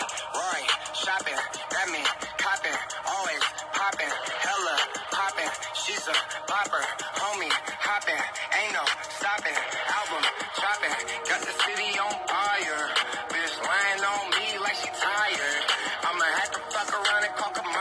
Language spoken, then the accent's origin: English; Bay Area, California, United States; I'm from the Bay Area